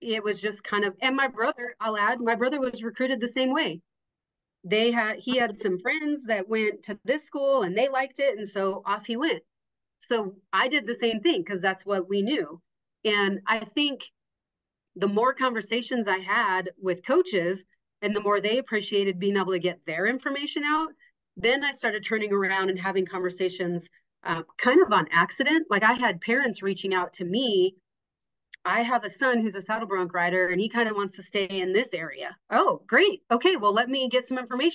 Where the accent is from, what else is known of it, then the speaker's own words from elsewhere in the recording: Casper, Wyoming, United States; I'm from Casper.